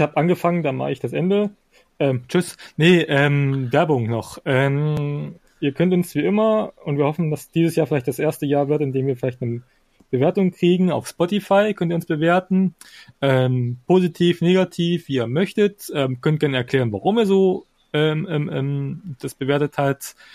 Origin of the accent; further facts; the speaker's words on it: Thuringia, Germany; bei uns in Thüringen